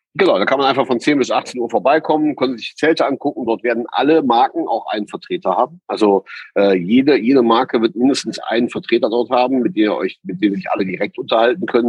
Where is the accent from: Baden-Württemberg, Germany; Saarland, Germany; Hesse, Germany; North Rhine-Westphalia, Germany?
North Rhine-Westphalia, Germany; Heimbach; also born or lived in Bonn; in unsere Heimat, in die Eifel, nach Heimbach